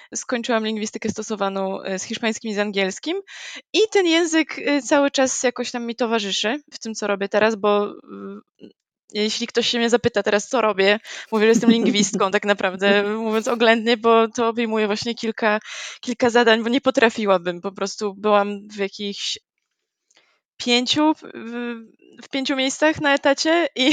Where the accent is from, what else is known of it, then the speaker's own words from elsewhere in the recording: Gdańsk, Pomeranian Voivodeship, Poland; jestem z Gdańska